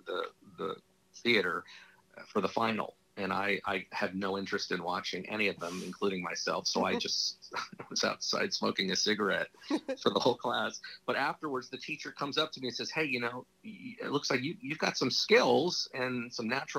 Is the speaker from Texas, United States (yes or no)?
no; Los Angeles, California, United States; I grew up in Hollywood.